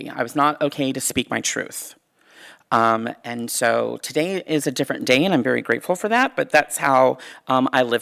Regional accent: the Bay Area, California, United States; I grew up here in the Bay Area

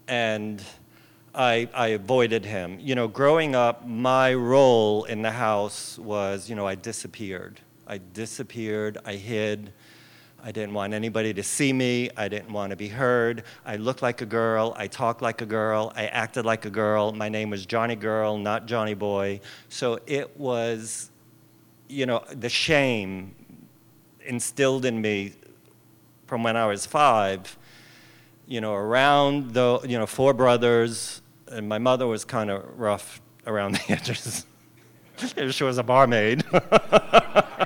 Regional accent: Long Island, New York, United States; I grew up on Long Island, where everybody talks like this

